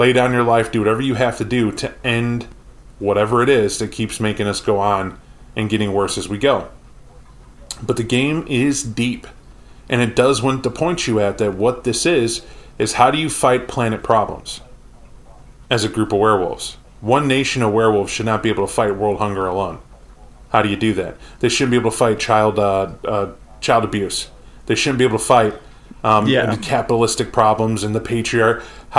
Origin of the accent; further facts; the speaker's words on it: Mexico; I'm from Mexico and just found out I'm a get a Fenris somehow.